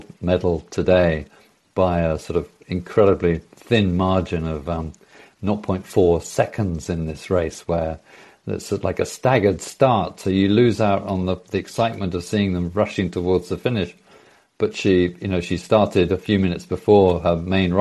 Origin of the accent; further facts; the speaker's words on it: United Kingdom; now in Norway; I'm British, but I live here in Norway.